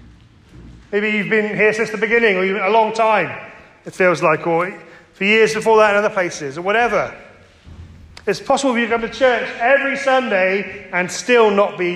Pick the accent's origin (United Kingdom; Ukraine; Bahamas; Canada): United Kingdom; Cornwall, South West England; I grew up in Cornwall